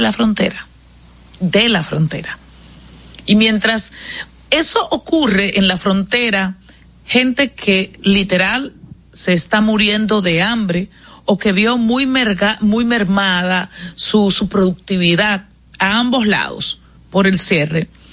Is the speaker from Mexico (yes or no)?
no; Dominican Republic; el surgimiento nuestro como república, de República Dominicana